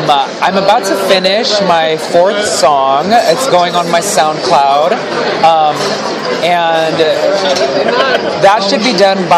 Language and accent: English; Springfield, Missouri, United States; moved away as an adult; now in Los Angeles, United States; I'm from Springfield, Missouri.